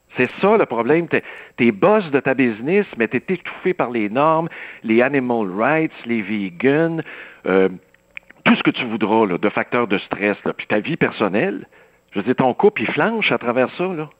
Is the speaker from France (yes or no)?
no; Saint-Rémi, Quebec, Canada; le rang Saint-Paul, chez nous à Saint-Rémy